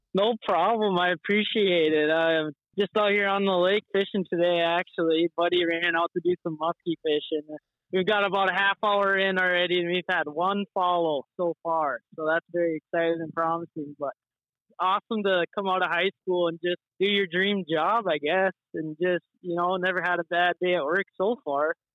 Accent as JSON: {"language": "English", "town": "Devils Lake", "region": "North Dakota", "country": "United States", "tie": "born or raised there", "said": "growing up on Devil's Lake as a North Dakota"}